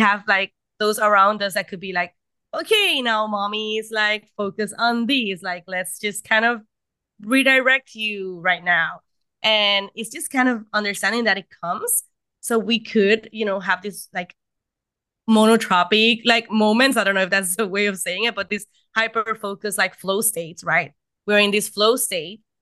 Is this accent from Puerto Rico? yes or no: yes; Puerto Rico; I am from Puerto Rico. I live in Puerto Rico.